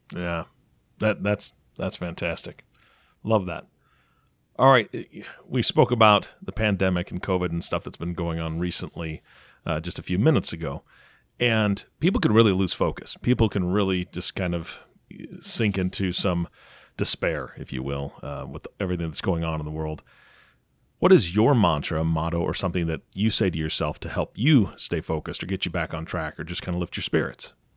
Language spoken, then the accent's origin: English; Seattle, Washington, United States; I'm from Seattle